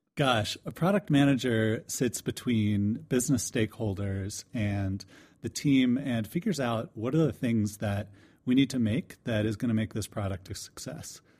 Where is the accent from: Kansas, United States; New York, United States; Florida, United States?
Florida, United States; DeLand; moved away; I'm from DeLand, Florida